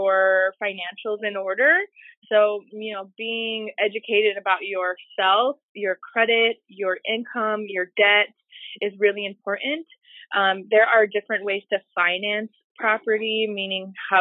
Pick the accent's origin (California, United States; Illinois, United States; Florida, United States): Illinois, United States; Chicago; I'm from Humboldt Park in Chicago